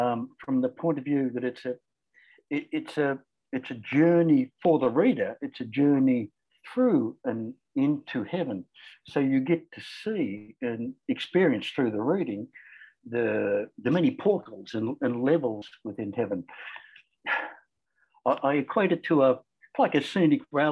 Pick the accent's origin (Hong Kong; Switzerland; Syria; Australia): Australia; accent: Australian; also born or lived in Cairns, Queensland; You can probably tell from the accent that I'm Australian.